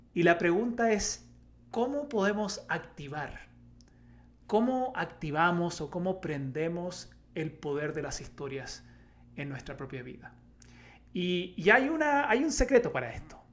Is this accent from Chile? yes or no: yes; Chile; como buen chileno